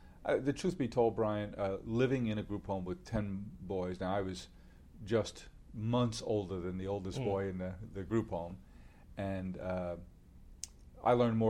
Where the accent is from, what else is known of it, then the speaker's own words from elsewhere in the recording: Queens, New York, United States; Indeed, I am. Born and raised in Queens.